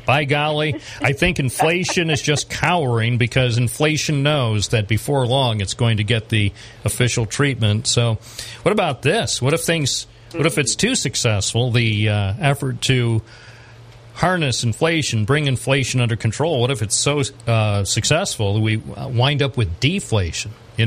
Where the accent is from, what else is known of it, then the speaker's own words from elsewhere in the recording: Endwell, New York, United States; when I was a kid growing up in Endwell